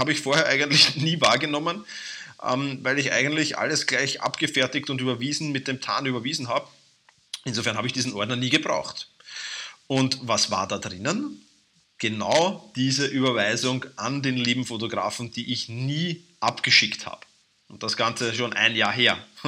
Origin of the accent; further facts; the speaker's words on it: Vienna, Austria; accent: Viennese dialect; mein Wiener Dialekt